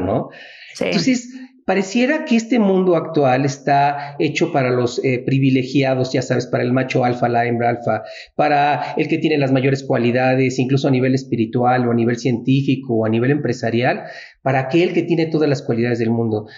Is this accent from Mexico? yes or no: yes; Mexico; así somos los mexicanos